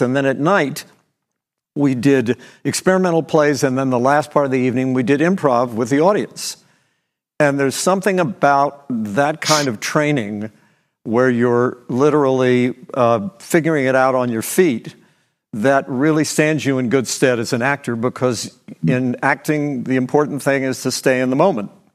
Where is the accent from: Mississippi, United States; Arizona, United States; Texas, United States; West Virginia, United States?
West Virginia, United States; Beckley; my hometown, Beckley, West Virginia, wasn't working, you know, it was a coal mining town